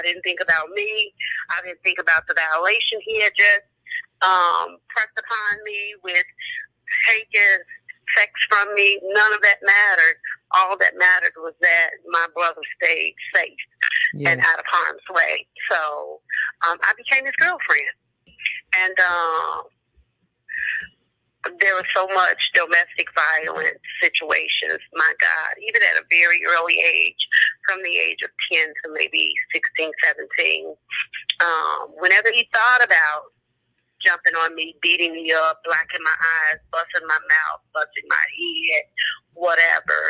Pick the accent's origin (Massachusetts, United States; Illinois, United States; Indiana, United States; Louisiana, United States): Illinois, United States; Chicago; born and raised in the Ida B. Wells. Love my stumping ground